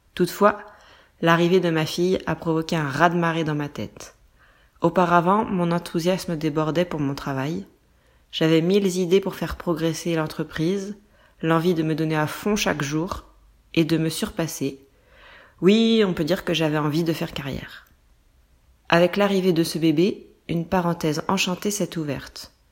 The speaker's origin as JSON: {"language": "French", "country": "France", "also_born_or_lived": "small village near Nantes, western France", "said": "Je suis française"}